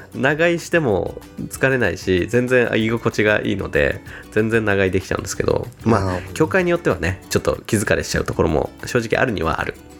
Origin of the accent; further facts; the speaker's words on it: Kanto, Japan; moved away; 僕のあの生まれ故郷の方のあの関東の人